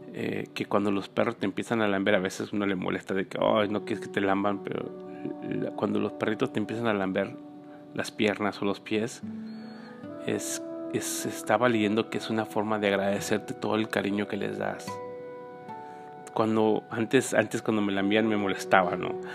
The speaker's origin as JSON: {"language": "Spanish", "country": "Mexico", "tie": "born or raised there", "moved": "yes", "said": "viví en México, crecí en México"}